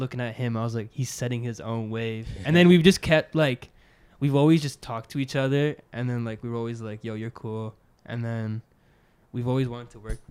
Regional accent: Ottawa, Ontario, Canada; I'm from Ottawa.

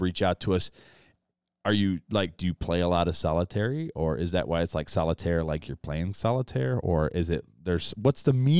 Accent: South Bend, Indiana, United States; I'm from South Bend.

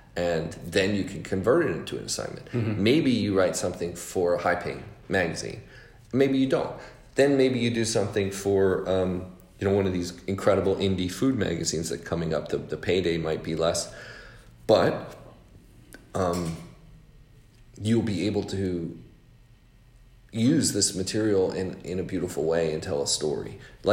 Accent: Los Angeles, California, United States; I grew up in Los Angeles

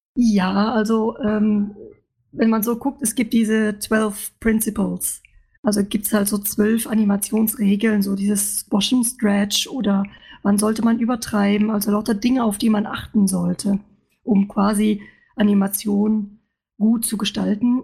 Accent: Luxembourg; moved away as an adult; now in Stuttgart, Germany; Ich bin eigentlich aus Luxemburg und äh, bin für mein Studium in Stuttgart gelandet

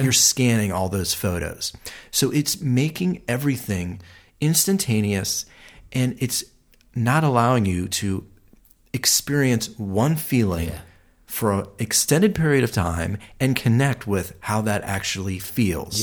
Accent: Ohio, United States; now in Los Angeles, United States; I'm from Ohio, and and um, it was very neighborhood driven.

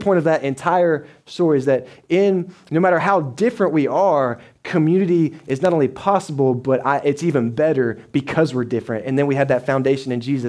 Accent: Dallas, Texas, United States; moved away as an adult; also born or lived in Butler, Georgia; I'm from Dallas, so I grew up 7 million people

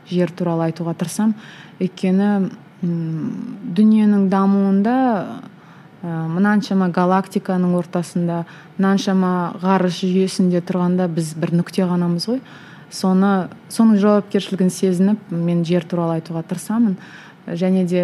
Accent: Kazakhstan; қазақ болғаным үшін

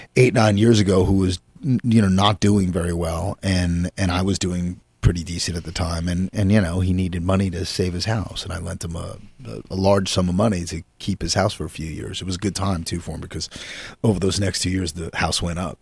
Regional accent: Yonkers, New York, United States; I grew up in Yonkers, but my family was from the Bronx

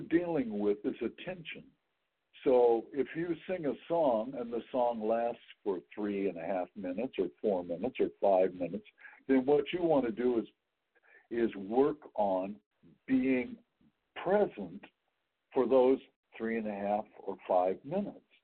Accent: Wichita, Kansas, United States; also born or lived in McPherson, Kansas; now in San Francisco Bay Area, United States; I grew up in Wichita, mm. but then my last two years of high school, we moved to McPherson, Kansas

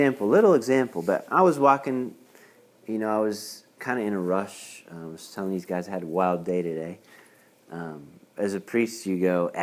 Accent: near Pittsburgh, Pennsylvania, United States; I grew up in a really small parish, like 400 families in my hometown, which is near Pittsburgh, PA.

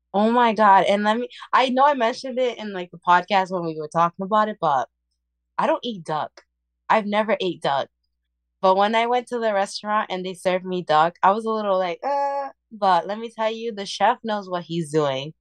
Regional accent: Puerto Rico; moved away; I'm Puerto Rican and I was born in Puerto Rico

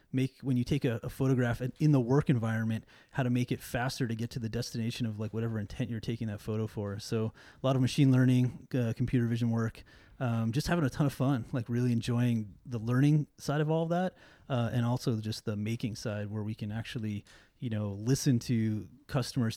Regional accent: New York City, New York, United States; also born or lived in Brooklyn; now in Seattle, United States; I'm from New York originally, and so a lot of, like, um, you know, … and …, uh, played a big, uh, influence in me growing up, especially in Queens

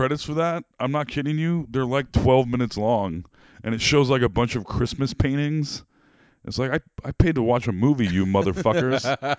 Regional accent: Des Moines, Iowa, United States; Growing up in Central Iowa, I was always under the impression, living in Des Moines

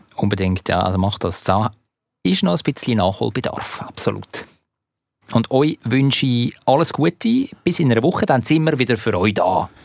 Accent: Zurich, Switzerland; als Zürcher

